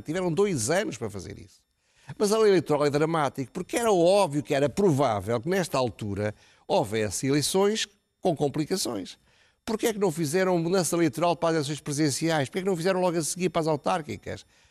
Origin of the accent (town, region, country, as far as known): Portugal